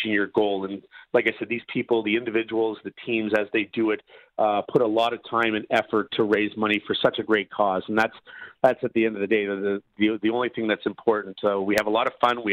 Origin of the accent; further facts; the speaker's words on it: Canada; being a Canadian kid